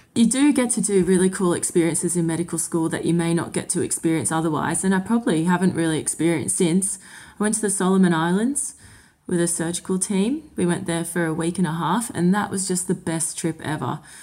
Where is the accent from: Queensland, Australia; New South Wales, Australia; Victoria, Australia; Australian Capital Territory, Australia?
New South Wales, Australia; Sydney; moved away as an adult; also born or lived in Windsor / Ballarat; now in Deniliquin, Australia; Growing up in Sydney, I travelled an hour and a half to get to uni every day for six years